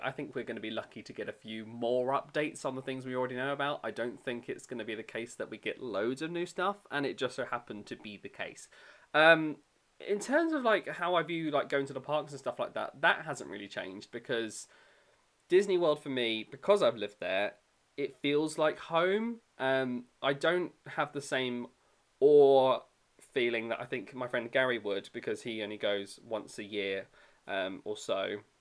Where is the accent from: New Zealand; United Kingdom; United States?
United Kingdom; accent: British; I worked in the UK pavilion, obviously, because my accent